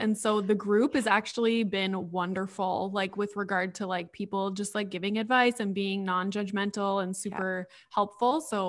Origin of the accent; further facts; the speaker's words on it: Sudbury, Ontario, Canada; So I had just moved back to Sudbury. I started university at Laurentian, which is in Sudbury.